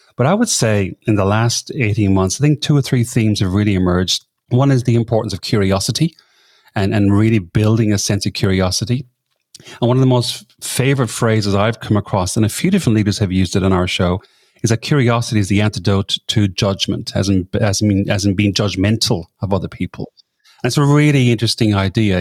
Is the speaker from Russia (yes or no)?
no; Ireland; moved away as an adult; now in Sydney, Australia; I'm from Ireland originally, but I came over to this part of the world that long ago, and I've been living in Sydney for twenty of that number of years.